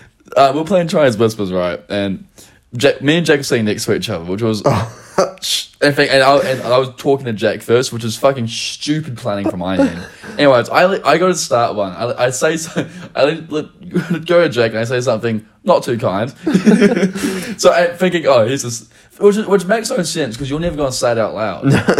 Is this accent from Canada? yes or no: no; New Zealand; accent: Kiwi; I'm someone from New Zealand with a Kiwi accent talking